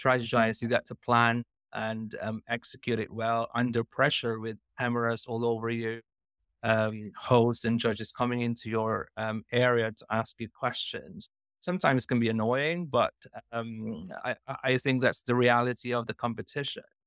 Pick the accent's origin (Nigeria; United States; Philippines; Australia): Philippines; moved away as an adult; now in United Kingdom; I'm originally from Philippines